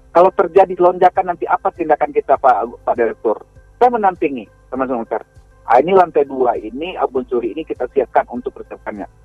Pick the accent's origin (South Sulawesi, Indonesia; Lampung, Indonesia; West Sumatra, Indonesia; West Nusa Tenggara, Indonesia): West Sumatra, Indonesia; Baso; Ini termasuk di daerah kampung saya aja di Kecamatan Baso.